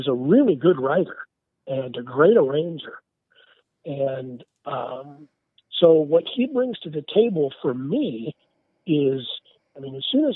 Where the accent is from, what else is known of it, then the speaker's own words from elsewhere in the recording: Nebraska, United States; I'm originally from Nebraska. I'm from the Midwest